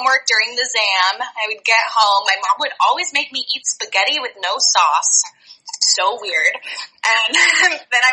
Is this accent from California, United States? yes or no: yes; Orange County, California, United States; moved away as an adult; also born or lived in San Francisco; now in San Diego, United States; I'm from Orange County